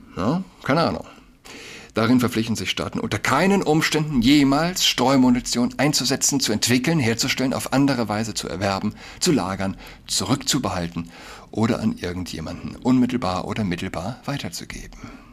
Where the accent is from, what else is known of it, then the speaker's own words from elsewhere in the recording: Saarland, Germany; now in Berlin, Germany; Ich wohne in Berlin, aber vielleicht für mich als gebürtigen Saarländer habe ich noch mal einen engeren, äh, emotionaleren Bezug